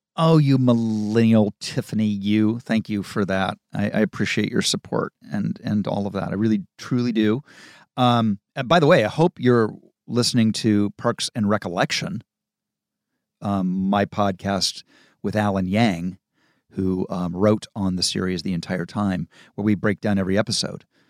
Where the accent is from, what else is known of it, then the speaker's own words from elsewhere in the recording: Malibu, California, United States; also born or lived in Ohio; that's what growing up in Malibu was like in the, in the late seventies and into the end of the eighties